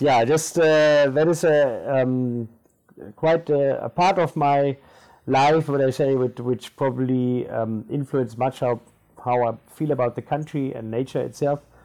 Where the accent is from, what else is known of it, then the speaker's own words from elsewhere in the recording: Namibia; first language German; English is a second language; moved away as an adult; also born or lived in Germany / Fish River; I'm a born Namibian.